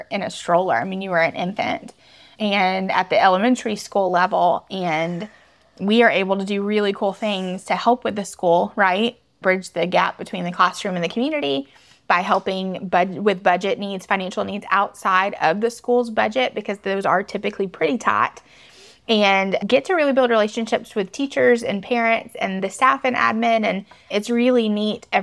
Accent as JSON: {"language": "English", "town": "Atlanta", "region": "Georgia", "country": "United States", "tie": "born or raised there", "also_born_or_lived": "LaGrange, Georgia", "said": "I grew up right outside of Atlanta"}